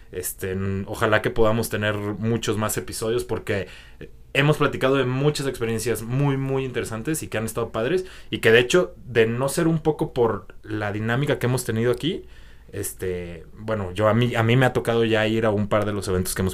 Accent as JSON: {"language": "Spanish", "town": "Guadalajara", "region": "Jalisco", "country": "Mexico", "tie": "born or raised there", "moved": "yes"}